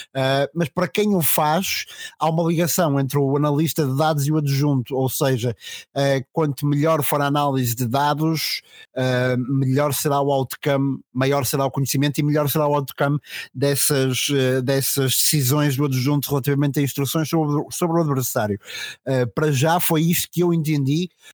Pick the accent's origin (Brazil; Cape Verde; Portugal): Portugal; Macedo de Cavaleiros, Trás-os-Montes; da terra de onde venho